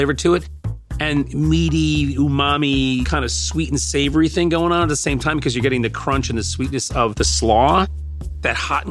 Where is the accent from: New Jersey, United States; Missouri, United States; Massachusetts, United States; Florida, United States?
New Jersey, United States; I grew up in New Jersey near the beach